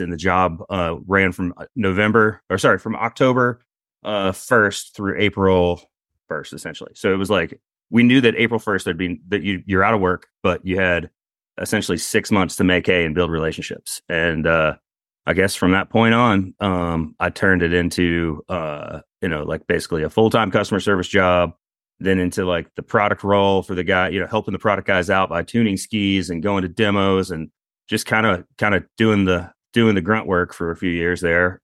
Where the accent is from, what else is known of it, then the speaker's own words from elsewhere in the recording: Eastern Carolina, North Carolina, United States; I grew up in Eastern Carolina